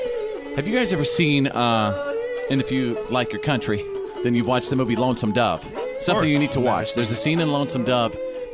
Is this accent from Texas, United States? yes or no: yes; Texas, United States; I grew up in North Texas, okay?